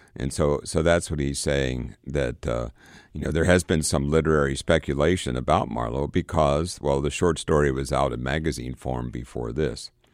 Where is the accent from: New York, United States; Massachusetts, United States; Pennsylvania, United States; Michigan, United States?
Pennsylvania, United States; Johnstown; moved away; my hometown of Johnstown